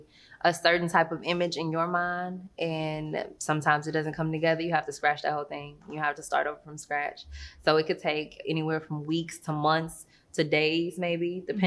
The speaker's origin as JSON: {"language": "English", "region": "Arkansas", "country": "United States", "tie": "born there", "said": "I haven't been able to exactly settle in one place and say that I'm from there, but I was born in Arkansas."}